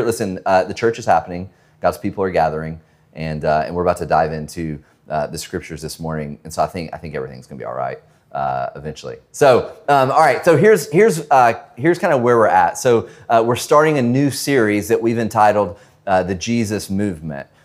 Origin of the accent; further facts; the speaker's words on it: northwest of Atlanta, Georgia, United States; moved away; I'm originally from Georgia, so n, the northwest of Atlanta.